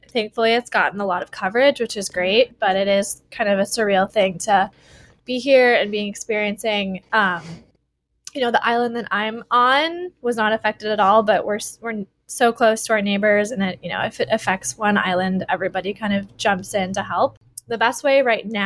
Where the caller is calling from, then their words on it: Honolulu, Hawaii, United States; I'm phoning in from Honolulu, Hawaii. Yeah, I've been here for almost three years now, which is absolutely crazy to me.